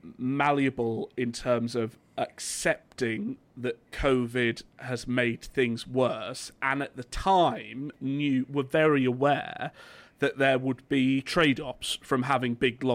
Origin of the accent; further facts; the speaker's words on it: Richmond constituency, Yorkshire and the Humber, United Kingdom; moved away; I'm from Rishi's constituency